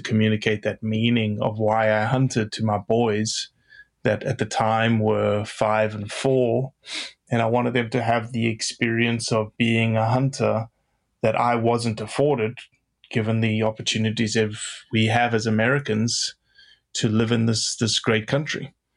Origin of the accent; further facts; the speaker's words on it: Johannesburg, Gauteng, South Africa; moved away as an adult; now in United States; I grew up in Johannesburg, South Africa, of eight and a half million people